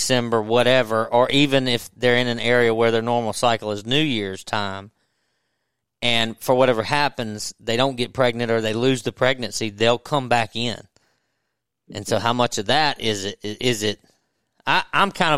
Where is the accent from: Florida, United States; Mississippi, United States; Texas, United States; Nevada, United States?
Mississippi, United States; Natchez; I grew up in Natchez on the river